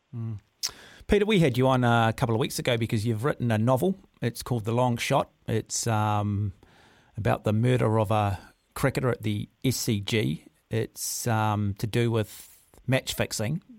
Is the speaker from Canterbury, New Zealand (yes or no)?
no; Auckland, New Zealand; I grew up in Mount Albert